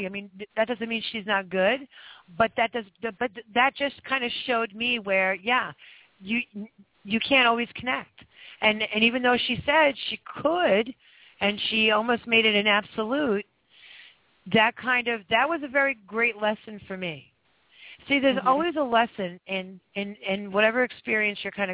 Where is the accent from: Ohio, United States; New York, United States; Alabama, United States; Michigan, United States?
New York, United States; I'm from New York